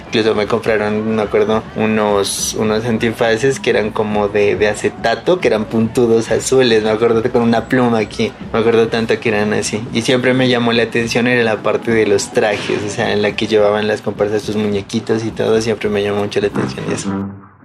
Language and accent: Spanish; Pasto, Nariño, Colombia; Le agradezco el carnaval que me enseñó los valores a mi tierra, el amor a mi gente